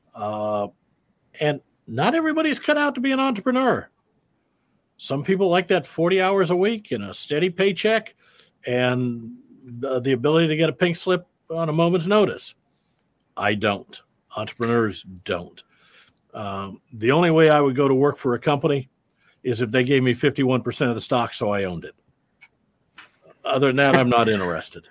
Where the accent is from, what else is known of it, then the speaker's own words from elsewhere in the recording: Davenport, Iowa, United States; I'm a Midwestern boy. I grew up in Davenport, Iowa.